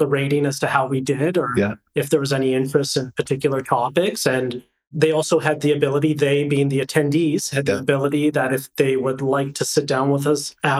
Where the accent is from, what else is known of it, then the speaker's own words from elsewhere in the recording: Lower Mainland, British Columbia, Canada; moved away as an adult; now in Kelowna, Canada; growing up in the Lower Mainland